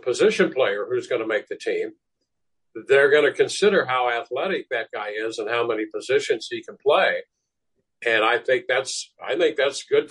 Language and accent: English; St. Louis, Missouri, United States; I grew up in St. Louis